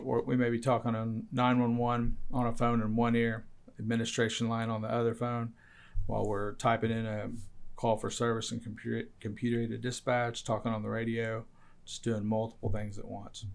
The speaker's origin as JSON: {"language": "English", "town": "Yale", "region": "Oklahoma", "country": "United States", "tie": "born or raised there", "said": "my hometown of Yale"}